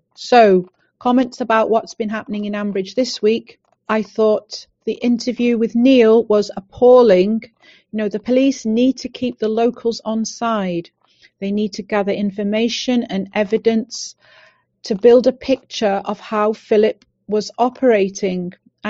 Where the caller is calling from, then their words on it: Anglesey, North Wales, United Kingdom; I'm phoning in from Anglesey, North Wales.